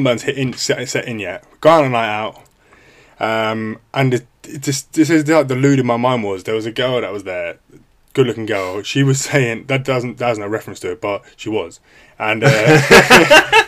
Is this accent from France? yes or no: no; United Kingdom; from the UK